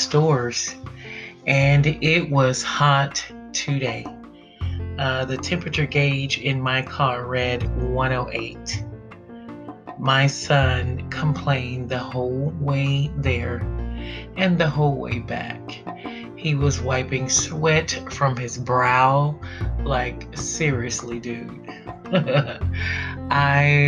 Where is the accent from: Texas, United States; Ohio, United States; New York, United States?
Texas, United States; I'm from the South. I'm from Texas.